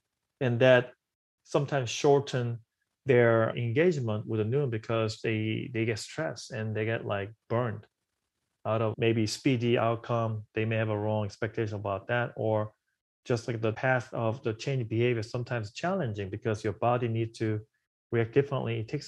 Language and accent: English; South Korea; now in New York, United States; This is a part of my story too, where I came from South Korea to New York.